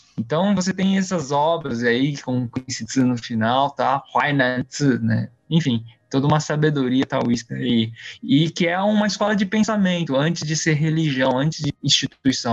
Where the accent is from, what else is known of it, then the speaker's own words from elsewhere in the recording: São Paulo, Brazil; also born or lived in Taiwan; eu vim com cinco anos, de, eu nasci em Taiwan, vim com cinco anos pro Brasil, a maior parte da vida eu morei em São Paulo